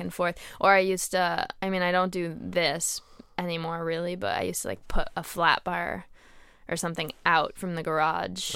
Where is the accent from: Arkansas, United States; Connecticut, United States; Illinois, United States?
Connecticut, United States; moved away; also born or lived in Boston; where I grew up in Connecticut